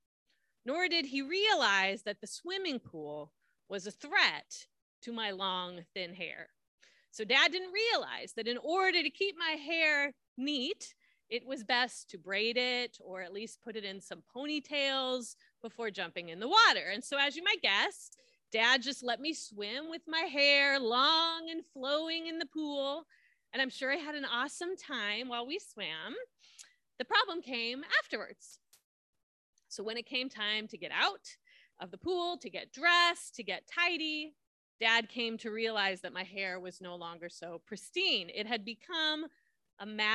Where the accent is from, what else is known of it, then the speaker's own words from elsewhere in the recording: Southern California, United States; I grew up in Southern California